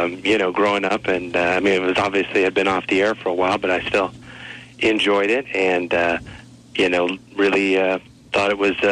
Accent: Los Angeles, California, United States; growing up in Los Angeles.

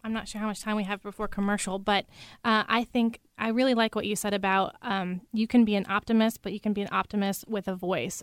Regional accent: Idaho, United States; moved away as an adult; now in Seattle, United States; I'm originally from Idaho, and I came over to this area, Seattle, for law school

